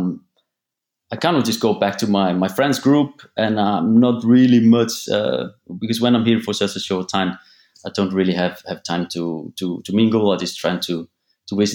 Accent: Akureyri, Northeastern Region, Iceland; moved away as an adult; also born or lived in Sweden; I'm from North Iceland. It's a small town called Akureyri. Actually, the second biggest city in Iceland, but it's only a population of about 18,000 people. I was born in Sweden, actually, but then I moved here when I was just 2 years old.

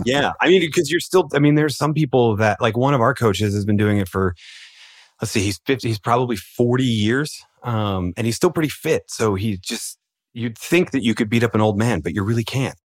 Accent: Philadelphia, Pennsylvania, United States; I'm from Philadelphia and we're the city of underdogs

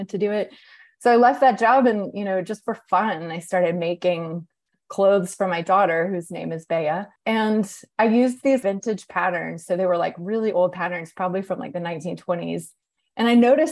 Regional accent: Atlanta, Georgia, United States; moved away as an adult; also born or lived in New York; when I moved to Atlanta, which is my hometown

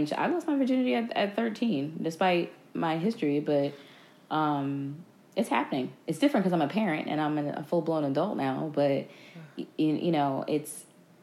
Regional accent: New Jersey, United States; I'm from North Jersey

